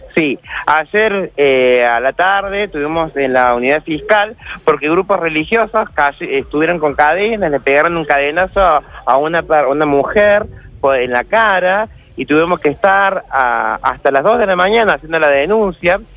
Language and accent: Spanish; Argentina; como argentinos y argentinas